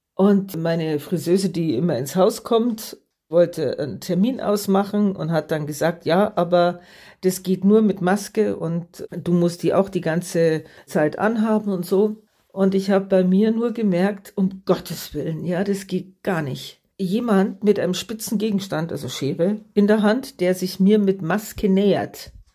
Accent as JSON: {"language": "German", "country": "Germany", "said": "bei uns in Deutschland"}